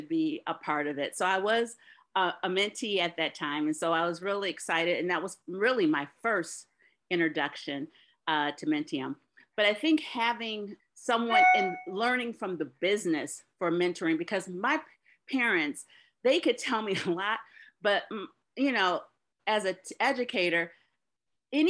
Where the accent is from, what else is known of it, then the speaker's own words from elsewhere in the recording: Detroit, Michigan, United States; I'm originally from Detroit, a proud daughter of two Detroit public school teachers